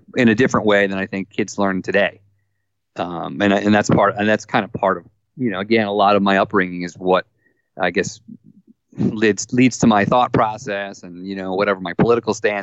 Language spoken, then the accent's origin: English; Phoenixville, Pennsylvania, United States; now in Eliot, Maine, United States; I was born in right outside of Philadelphia, a town called Phoenixville, Pennsylvania.